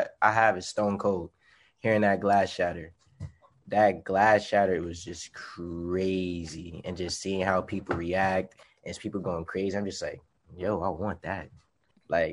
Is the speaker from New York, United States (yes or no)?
yes; New York City, New York, United States; moved away as an adult; now in Jersey City, United States; I'm from New York City